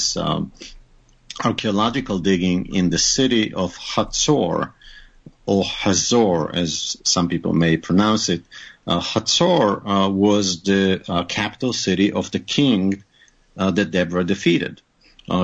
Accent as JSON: {"language": "English", "town": "Haifa", "region": "Haifa District", "country": "Israel", "tie": "born or raised there", "also_born_or_lived": "New York / Arizona / Maryland", "first_language": "Hebrew", "second_language": "English", "moved": "as an adult", "lives_now": "United States", "said": "I grew up in Haifa, which is in the north of Israel"}